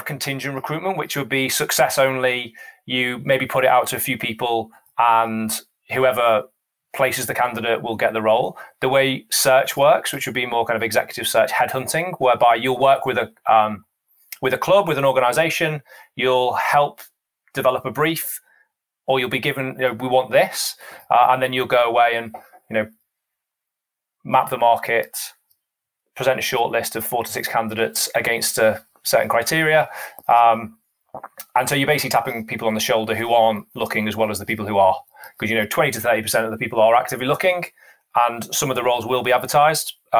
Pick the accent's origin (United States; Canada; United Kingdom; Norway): United Kingdom; the Northwest, North West England; I'm from the Northwest